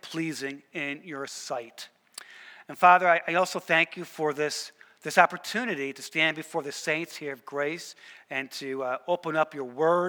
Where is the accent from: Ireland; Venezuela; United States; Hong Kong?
United States; Danbury, Connecticut; also born or lived in New Rochelle, New York; I was born in New Rochelle, to be precise, but spent most of my informative years in Danbury, Connecticut, which was a suburb of New York City